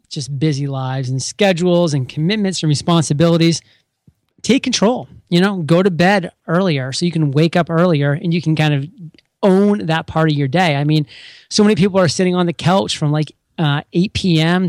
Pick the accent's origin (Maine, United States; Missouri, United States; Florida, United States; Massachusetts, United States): Maine, United States; now in San Diego, United States; I'm from Maine